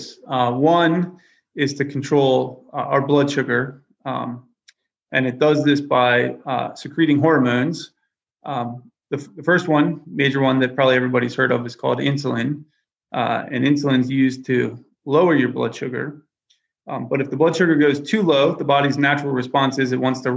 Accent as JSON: {"language": "English", "town": "Lancaster", "region": "Pennsylvania", "country": "United States", "tie": "born or raised there", "also_born_or_lived": "Erie, Pennsylvania / Cleveland, Ohio", "lives_now": "Danville, United States", "said": "I grew up in Lancaster, Pennsylvania"}